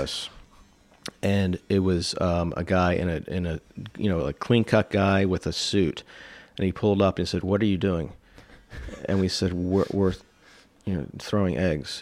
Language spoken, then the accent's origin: English; the DC area, Maryland, United States; I grew up in the D C area, Maryland